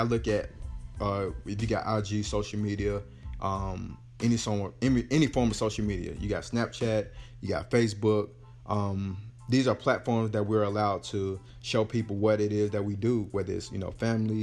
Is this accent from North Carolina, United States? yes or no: yes; North Carolina, United States; Born and raised in North Carolina